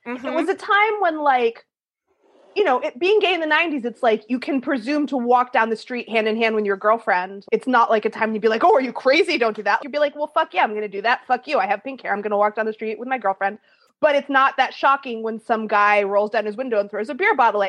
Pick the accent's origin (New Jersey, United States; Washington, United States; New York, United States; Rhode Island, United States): Rhode Island, United States; Providence; I mean, for New England, I grew up in Providence, Rhode Island, but you know, it's a college town.